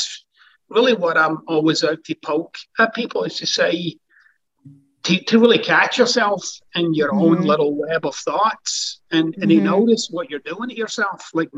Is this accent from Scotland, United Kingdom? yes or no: yes; Scotland, United Kingdom; now in United States; Scottish, by the way, but it's close.